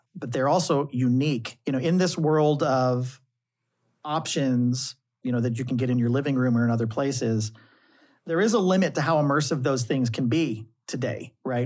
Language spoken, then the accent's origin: English; St. Louis, Missouri, United States; moved away; as a kid in high school, growing up in the Midwest in Saint Louis